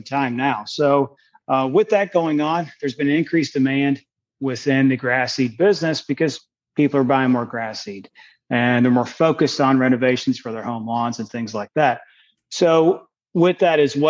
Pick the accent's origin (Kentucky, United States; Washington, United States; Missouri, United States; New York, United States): Kentucky, United States; moved away as an adult; now in Oregon, United States; I'm originally from Kentucky, so I'm a transplant over here in Oregon